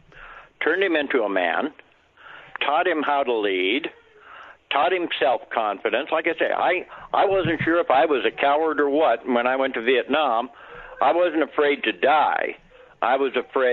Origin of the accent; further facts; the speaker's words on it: Montana, United States; I was from Montana